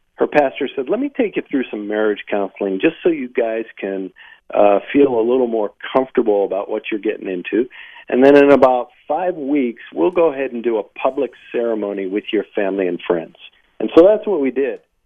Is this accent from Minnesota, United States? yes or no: no; Warren, Ohio, United States; I was born in Northeast Ohio, a uh, small labor town uh, called Warren